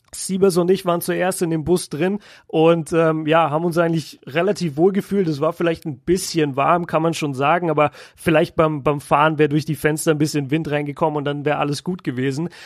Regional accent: Germany; aus Deutschland

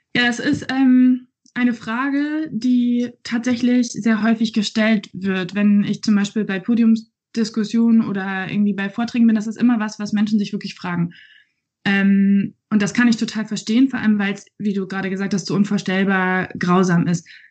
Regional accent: Germany; ich doch als Deutsche

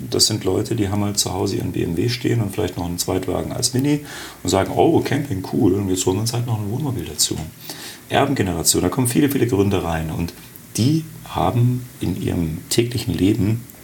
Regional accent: Augsburg, Bavaria, Germany; moved away as an adult; now in Berlin, Germany; Äh, geboren in Augsburg, dort auch studiert, dann nach dem Abitur erst nach Frankfurt, dann nach Düsseldorf und jetzt seit 19 Jahren in Berlin.

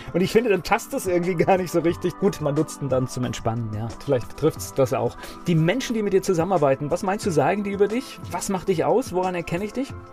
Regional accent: Germany; ich als Westdeutscher

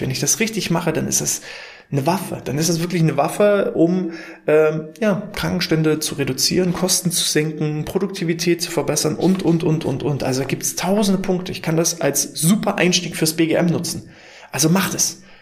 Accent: Mecklenburg-Vorpommern, Germany; wir kommen aus MV, aus Mecklenburg-Vorpommern.

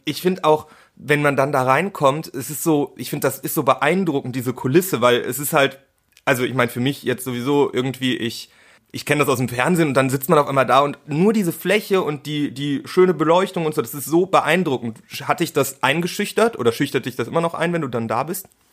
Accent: Cologne, North Rhine-Westphalia, Germany; ich komme ja aus Köln beziehungsweise aus der Nähe von Köln, da wohne ich mhm. jetzt inzwischen

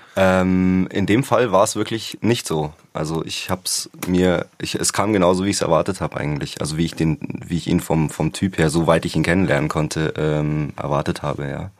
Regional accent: the area around Munich, Bavaria, Germany; ich bin ja nicht in München aufgewachsen, sondern ein bisschen im Umland

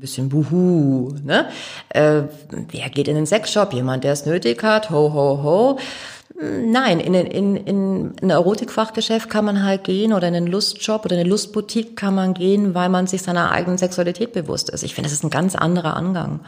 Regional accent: Augsburg, Bavaria, Germany; moved away as an adult; now in Hamburg, Germany; Ich komme aus Augsburg.

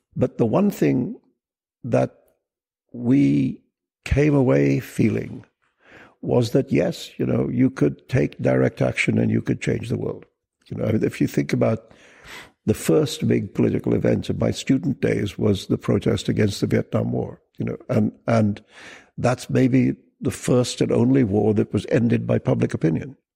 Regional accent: India; also born or lived in Pakistan / United Kingdom; now in New York City, United States; I was born and raised in India and then I spent a lot of time in the UK. And for the last 20 years, I've lived in New York City.

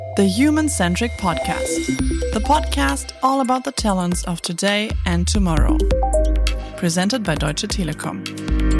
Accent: Canada; moved away as an adult; also born or lived in Chicago; now in Oslo, Norway; I'm originally from Canada, but I did my grad studies in Chicago.

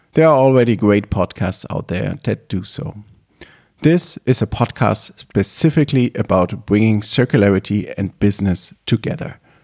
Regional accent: Leipzig, Saxony, Germany; I was born in Leipzig, Germany.

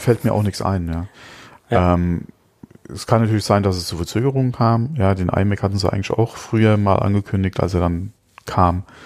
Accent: Germany; bei uns in Deutschland

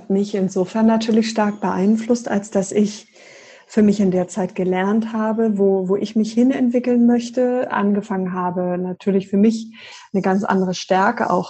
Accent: Berlin, Germany; born there; ich bin gebürtige Berlinerin

